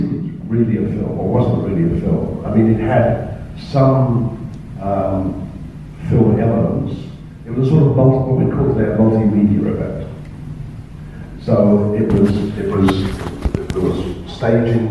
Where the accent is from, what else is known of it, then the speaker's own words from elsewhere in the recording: England, United Kingdom; moved away as an adult; now in Australia; I was involved in the Film Society movement of England before coming to Australia